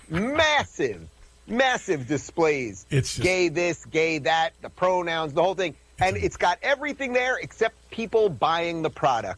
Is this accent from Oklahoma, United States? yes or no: no; New York, United States; I'm from New York